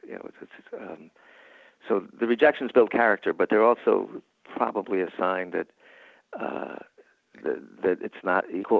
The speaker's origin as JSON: {"language": "English", "region": "New York", "country": "United States", "said": "And I thought, but I'm from New York."}